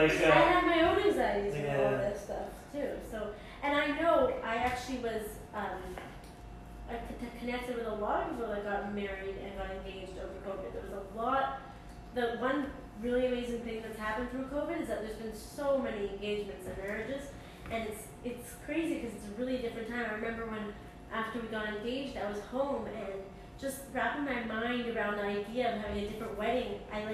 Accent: Santa Monica, California, United States; And I grew up in Santa Monica

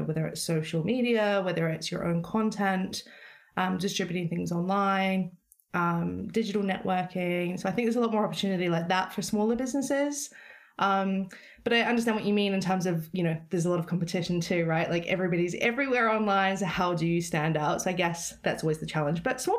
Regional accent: New Zealand; now in London, United Kingdom

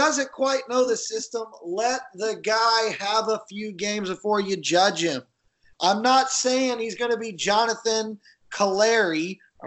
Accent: United States; We're American, so obviously we don't practice other languages

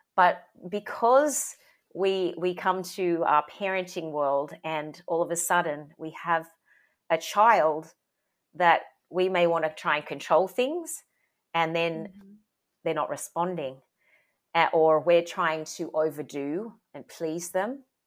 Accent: Sydney, New South Wales, Australia; I grew up in Sydney, Australia.

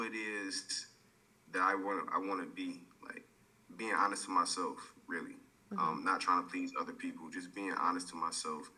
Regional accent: Detroit, Michigan, United States; now in Arizona, United States; I'm actually from Detroit, Michigan. I live in Arizona

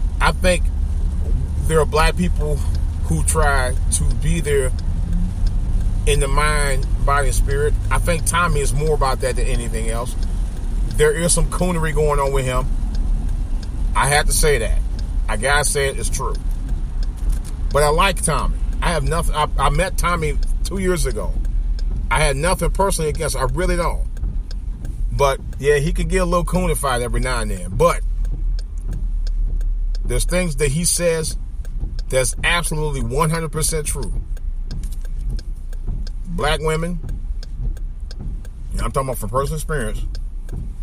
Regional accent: East Cleveland, Ohio, United States; I consider that my hometown because I live there nearby. Or I live really right up the street from East Cleveland.

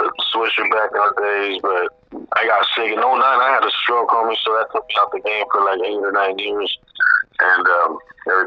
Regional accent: San Diego, California, United States; I was born and raised in SD, but, you know, my family comes from Guadalajara, Bex

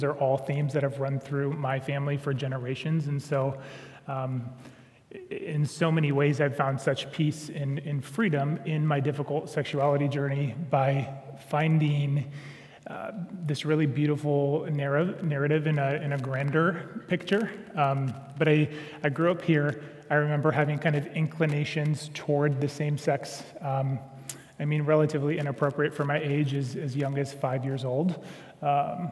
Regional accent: Sioux Center, Iowa, United States; moved away; I grew up in Sioux Center

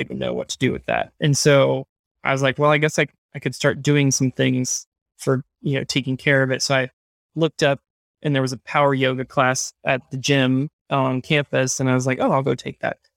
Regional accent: Hendersonville, North Carolina, United States; I grew up in Hendersonville, North Carolina

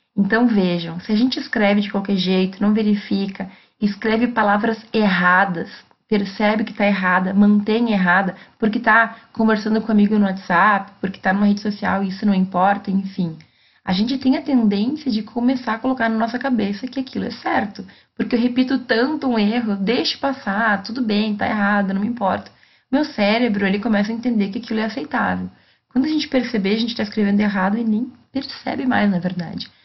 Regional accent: Brazil; first language Portuguese

